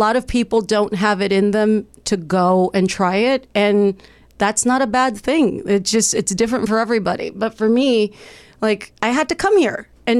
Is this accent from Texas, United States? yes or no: yes; Texas, United States; now in Los Angeles, United States; I moved around a lot. I moved from Texas. I went to college for a bit in St. Louis.